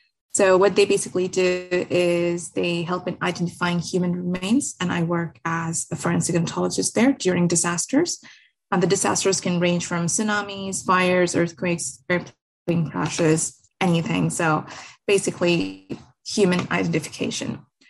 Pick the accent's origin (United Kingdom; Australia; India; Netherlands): India; also born or lived in Muscat / Dubai; I'm from India, born and raised in Muscat, Dubai.